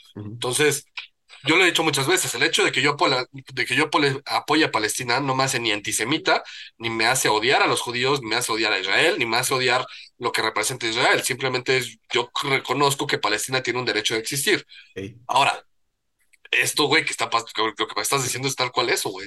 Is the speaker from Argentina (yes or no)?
no; Mexico; como buen mexicano